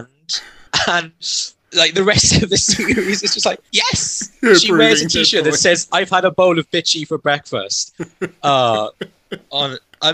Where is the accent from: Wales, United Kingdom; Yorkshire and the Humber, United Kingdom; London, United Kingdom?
Wales, United Kingdom; South Wales Valleys, United Kingdom; I grew up in the South Welsh Valley